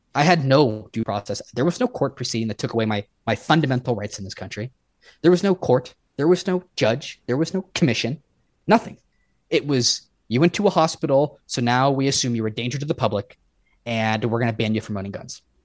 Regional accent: Oregon, United States; moved away as an adult; I went back to my home state of Oregon

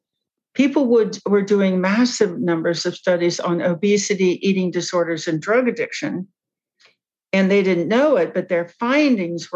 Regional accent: Cincinnati, Ohio, United States; I grew up in Cincinnati

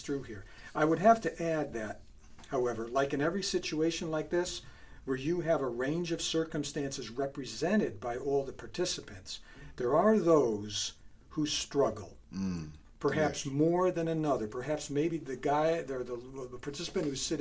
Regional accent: Bridgeport, Connecticut, United States; moved away; I grew up in Bridgeport, and I left Bridgeport in 1972

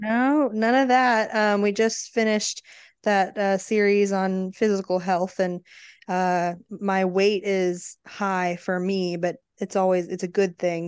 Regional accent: Arizona, United States; now in Texas, United States; growing up in Arizona

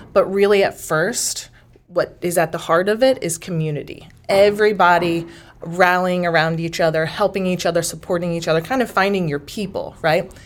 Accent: Dexter, Missouri, United States; also born or lived in Houston, Texas / Corpus Christi, Texas / Amarillo, Texas; now in Washington, Missouri, United States; I'm from a small town in the Boot Heel, Missouri called Dexter, Missouri.

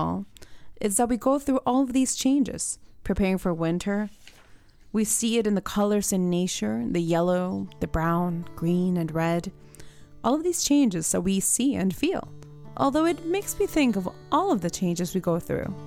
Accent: Puerto Rico; moved away as an adult; now in Florida, United States; I was born and raised in Puerto Rico

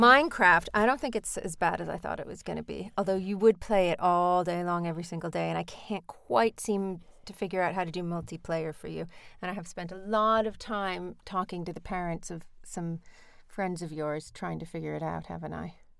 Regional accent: United States; moved away; because I'm American

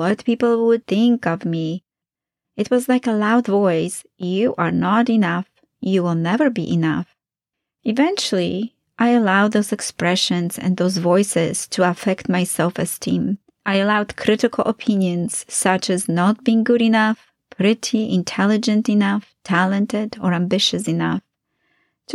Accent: Poland; moved away; my early years of growing up in Poland

